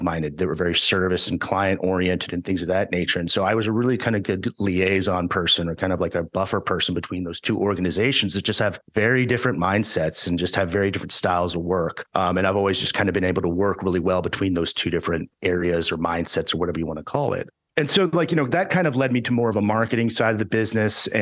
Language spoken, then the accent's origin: English; Houston, Texas, United States; also born or lived in Dallas, Texas / Austin, Texas; I grew up in Houston, Texas